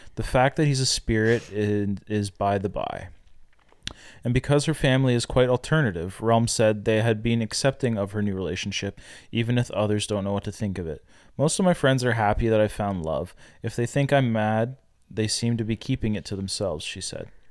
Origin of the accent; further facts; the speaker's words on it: Canada; I'm Canadian